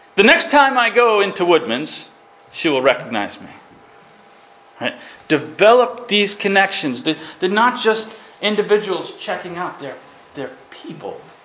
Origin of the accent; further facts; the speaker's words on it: Massachusetts, United States; also born or lived in New York / Ukraine; I'm from Massachusetts. Now I was born in New York. Now my brother doesn't like Massachusetts, so he claims he, New York. Right? We're born in the same place, raised in the same place